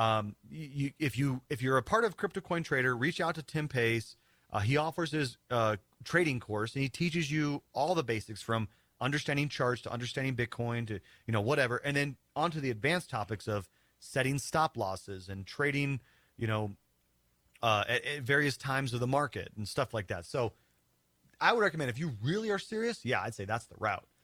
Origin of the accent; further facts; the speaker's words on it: South Dakota, United States; moved away; also born or lived in Denver, Colorado; that's my home state